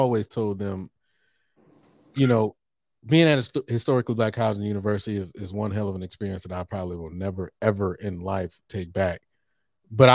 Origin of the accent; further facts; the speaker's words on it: Texas, United States; moved away as an adult; also born or lived in Norfolk, Virginia; I came from Texas and went to Norfolk State